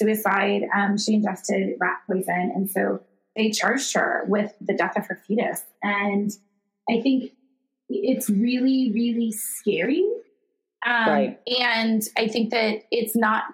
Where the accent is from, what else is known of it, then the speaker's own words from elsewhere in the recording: Illinois, United States; my home state of Illinois